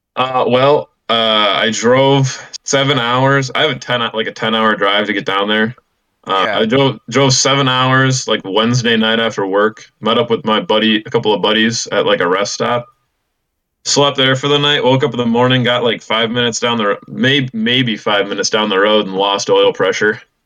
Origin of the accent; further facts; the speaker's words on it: Illinois, United States; I'm from Illinois